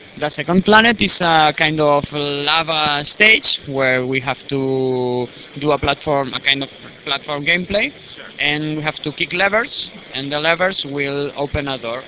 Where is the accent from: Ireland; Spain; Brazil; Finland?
Spain; Barcelona, Catalonia; from Spain, Barcelona